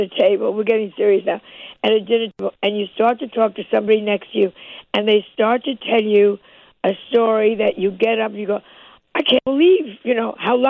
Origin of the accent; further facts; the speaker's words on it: Chicago, Illinois, United States; I'm just going to say, I'm from Chicago, and I'm not making the... I can move there tomorrow and be perfectly happy.